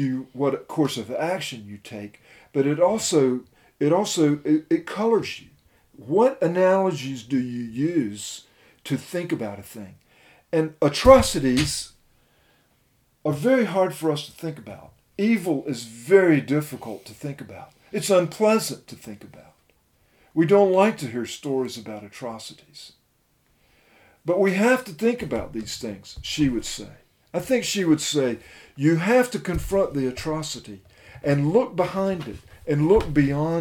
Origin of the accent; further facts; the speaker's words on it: United States; me as an American